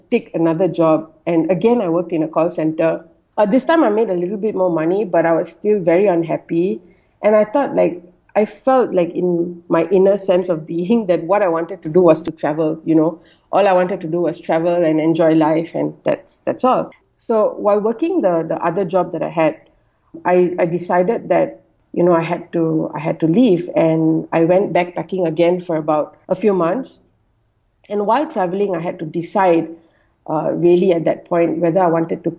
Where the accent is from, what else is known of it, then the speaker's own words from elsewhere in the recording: Malaysia; I'm Malaysian Indian, and I was born and bred in Malaysia